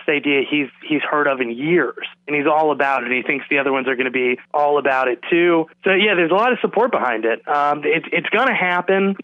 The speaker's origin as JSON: {"language": "English", "town": "New Haven", "region": "Connecticut", "country": "United States", "tie": "born or raised there", "said": "I'm from New Haven. I was born and raised in New Haven."}